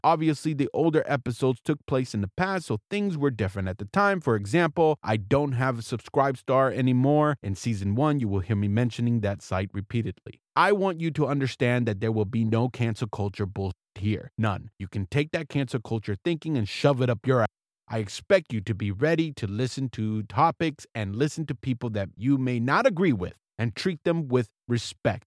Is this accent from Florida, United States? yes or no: yes; South Florida, United States; moved away as an adult; also born or lived in Seattle, Washington / Key West, Florida / Baltimore, Maryland / Alameda, California; now in Irvine, United States; I am an American. I was born and raised in South Florida